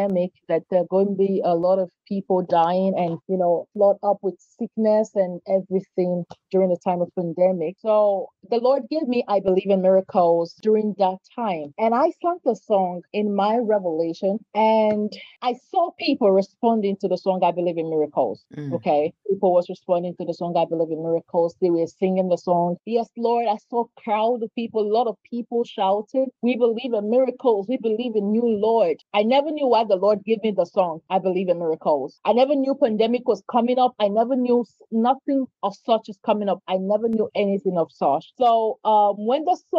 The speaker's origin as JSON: {"language": "English", "country": "Nigeria", "moved": "yes", "lives_now": "India", "said": "I'm a Nigerian. I'm based in India"}